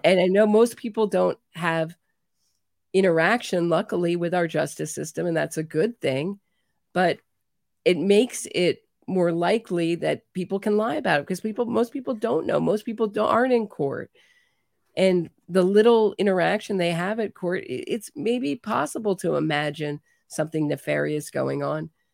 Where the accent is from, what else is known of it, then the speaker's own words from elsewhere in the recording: United States; as an American